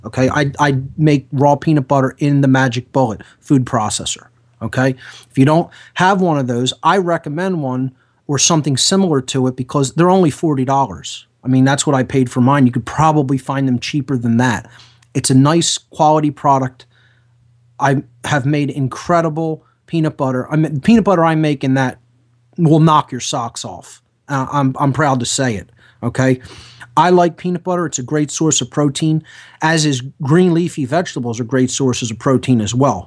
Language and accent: English; Philadelphia, Pennsylvania, United States; I'm an Italian from South Philadelphia